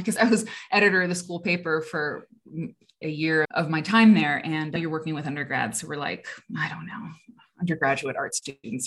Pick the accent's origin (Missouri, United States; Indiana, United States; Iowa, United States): Iowa, United States; also born or lived in London; now in Chicago, United States; I grew up in Iowa